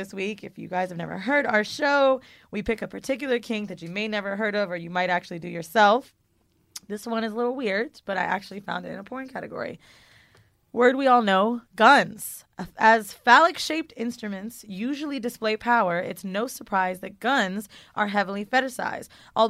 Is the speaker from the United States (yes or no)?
yes; Florida, United States; also born or lived in San Francisco, California; now in New York, United States; I'm from Florida